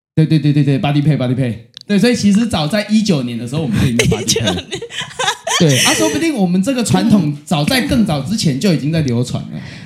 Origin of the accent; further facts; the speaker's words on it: Chiayi, Taiwan; 因为我是嘉义的